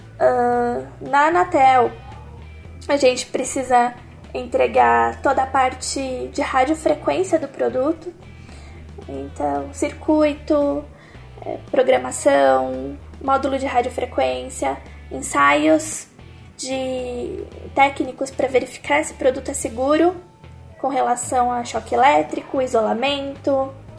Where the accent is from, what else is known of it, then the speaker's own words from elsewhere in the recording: São Paulo, Brazil; eu sou de São Paulo